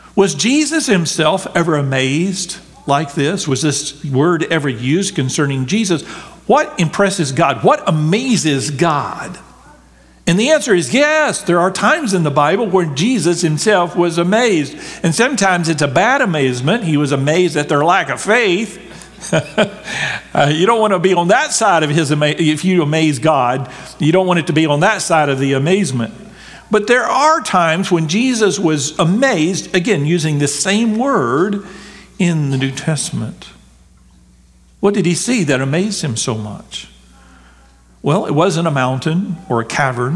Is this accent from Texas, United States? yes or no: yes; Texas, United States; I grew up in Texas